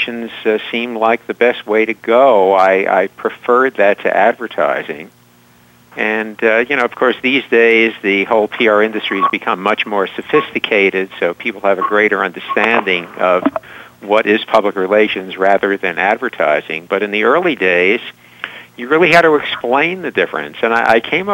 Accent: New York, United States; I'm born and raised in New York

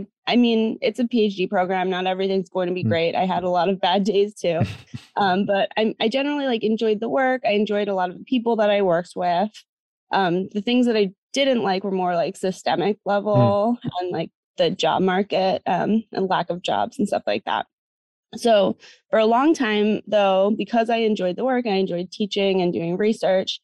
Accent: New Jersey, United States; now in Massachusetts, United States; So I'm originally from the US. So I'm from New Jersey, not too far from where I am now, which is Massachusetts.

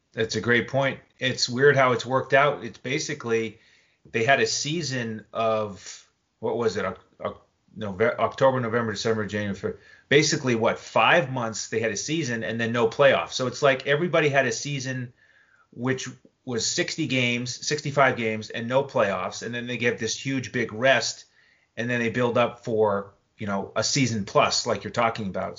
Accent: New England, United States; growing up in New England

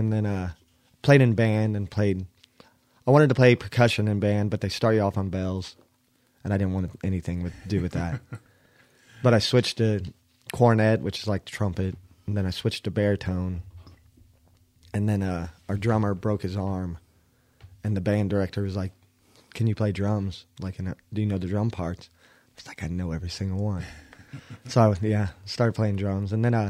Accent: Bethany, Oklahoma, United States; I'm from Bethany, Oklahoma. Pretty much Oklahoma City.

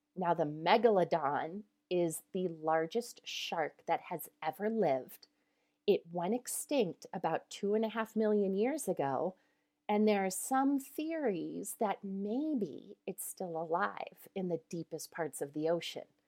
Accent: Colorado, United States; I am from Colorado

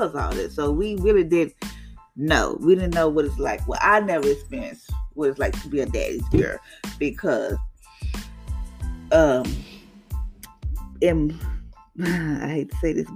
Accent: Louisiana, United States; I'm from Louisiana

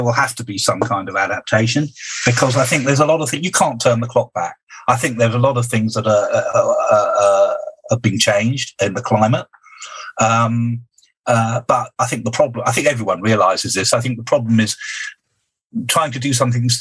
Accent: United Kingdom; I'm a Brit.

